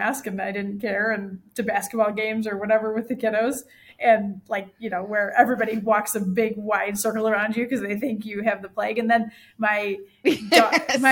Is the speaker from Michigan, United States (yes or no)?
yes; Michigan, United States; now in Central Illinois, United States; I grew up in Michigan, so Lake Michigan is gorgeous